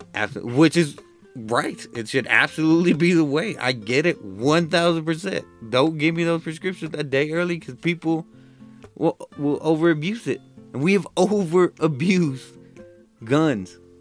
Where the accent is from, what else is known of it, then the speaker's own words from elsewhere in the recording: United States; I'm American